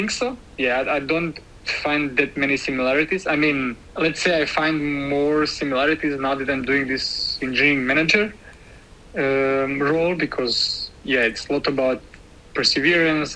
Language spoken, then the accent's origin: English; Serbia; moved away as an adult; now in Berlin, Germany; I'm coming from Serbia, and I live in Berlin since 6.5 years ago